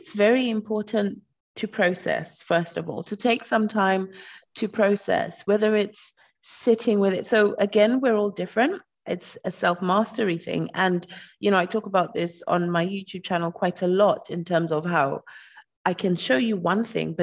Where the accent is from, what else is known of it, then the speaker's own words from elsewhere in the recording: Zimbabwe; I'm from Zimbabwe